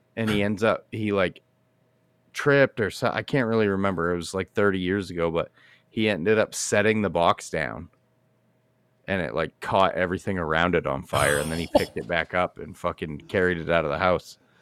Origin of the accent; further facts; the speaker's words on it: United States; I'm an American